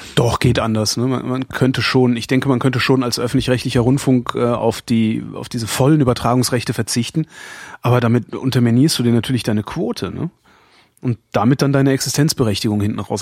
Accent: North Rhine-Westphalia, Germany; bei uns in Nord-, in Nordrhein-Westfalen

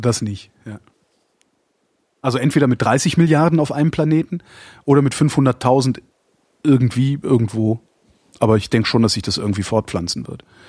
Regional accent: Erftstadt, North Rhine-Westphalia, Germany; von da, wo ich groß geworden bin, nämlich Erftstadt

